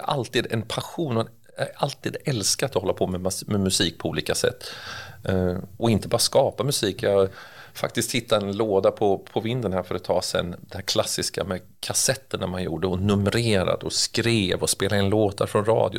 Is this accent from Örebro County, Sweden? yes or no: yes; Örebro, Örebro County, Sweden; accent: Närke dialect; Jag är urnärking och det hörs ju antagligen när man pratar också. Jag, jag, jag är född och uppvuxen här.